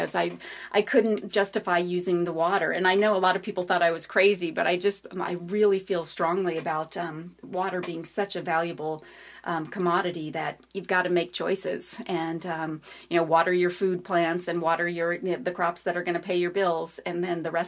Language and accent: English; New Mexico, United States; now in Virginia, United States; I'm from New Mexico